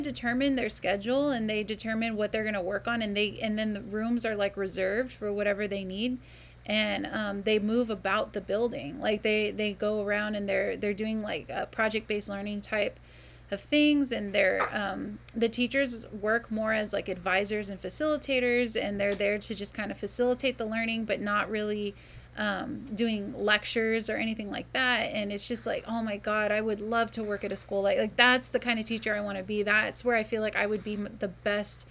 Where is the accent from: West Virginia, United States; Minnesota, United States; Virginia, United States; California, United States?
California, United States; Stockton; also born or lived in Manteca / Lathrop; I moved around from Stockton to the Manteca Lathrop area